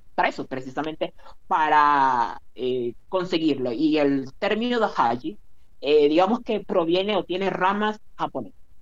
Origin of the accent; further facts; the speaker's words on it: Maracaibo, Zulia, Venezuela; el país en el que del que yo me origino, es decir, Venezuela, no o en la ciudad de donde soy yo, no que es Maracaibo